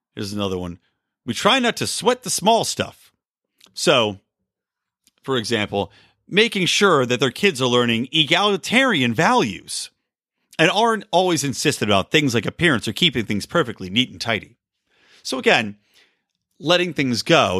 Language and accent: English; East Coast, United States; Growing up on the East Coast